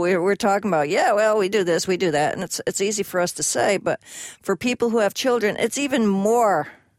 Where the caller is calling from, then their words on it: California, United States; I'm calling in from California.